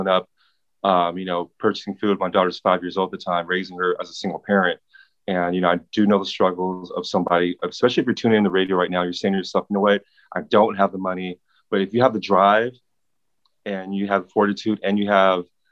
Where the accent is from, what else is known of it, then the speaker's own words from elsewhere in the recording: Pasadena, California, United States; I grew up, if you're familiar with Pasadena, I grew up in Community Arms Projects